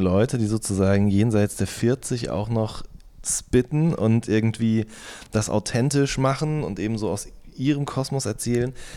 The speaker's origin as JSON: {"language": "German", "town": "Hagen", "region": "North Rhine-Westphalia", "country": "Germany", "tie": "born or raised there", "said": "in meiner Heimatstadt aufgetreten entstanden ist, im Werkhof in Hohenlimburg"}